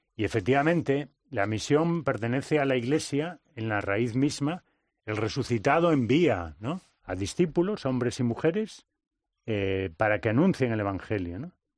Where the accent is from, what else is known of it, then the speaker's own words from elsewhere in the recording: Vigo, Galicia, Spain; moved away as an adult; also born or lived in Valladolid; en el colegio de Vigo, el apóstol Santiago, ¿no? en el que yo estudié 13 años